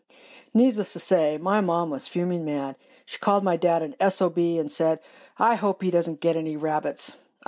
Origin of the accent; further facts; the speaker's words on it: California, United States; this is a story about the time, as a little girl, I got lost in the Mojave Desert. I grew up in Southern California, and my family spent a lot of time camping in the Mojave.